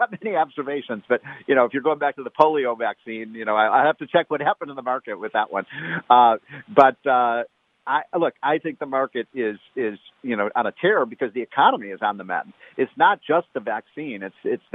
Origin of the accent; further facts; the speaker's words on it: Illinois, United States; I'm from Illinois. We perfected the idea of you know, in Chicago of dead people voting